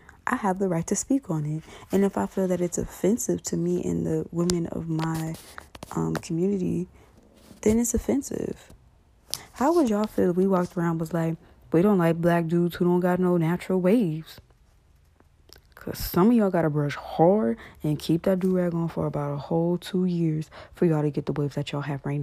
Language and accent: English; Los Angeles, California, United States; I grew up in Watts, California